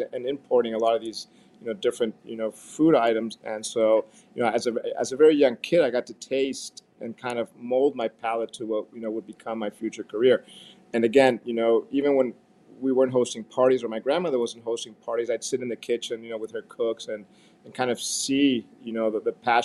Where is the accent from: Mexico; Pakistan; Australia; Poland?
Mexico; as a young kid, I grew up in Mexico at my grandmother's house